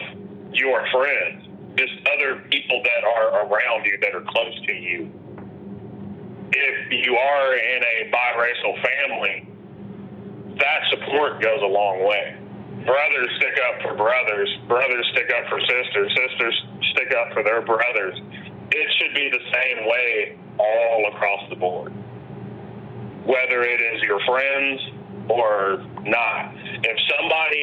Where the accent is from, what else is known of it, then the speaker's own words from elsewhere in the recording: Indianapolis, Indiana, United States; I grew up in Pike Township.